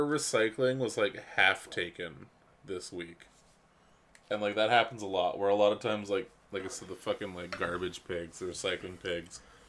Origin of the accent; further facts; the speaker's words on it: Canada; We're from Canada